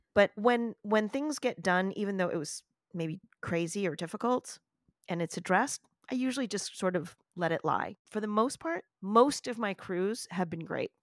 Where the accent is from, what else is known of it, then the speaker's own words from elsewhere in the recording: New York City, New York, United States; I am a New Yorker, I was born in one of the boroughs of New York City.